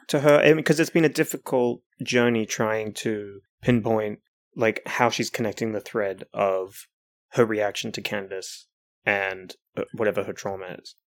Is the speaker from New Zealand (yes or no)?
yes; New Zealand; as a New Zealander